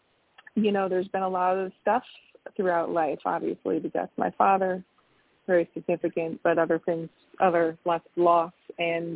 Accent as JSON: {"language": "English", "region": "Connecticut", "country": "United States", "moved": "yes", "lives_now": "Washington, D.C., United States", "said": "I'm originally from Connecticut, but I've lived in D.C. for like 28 years"}